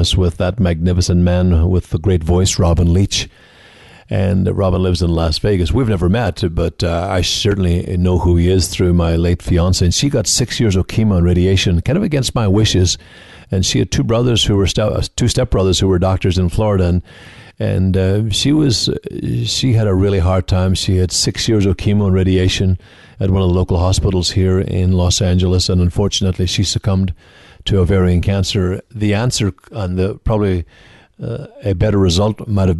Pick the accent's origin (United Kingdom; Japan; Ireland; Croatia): Ireland; Donegal, Ulster; moved away as an adult; also born or lived in Galway, Ireland; now in United States; I'm from the Northwest, though, Donegal in the Northwest of Ireland, 20 miles from Derry City, 90 miles from Belfast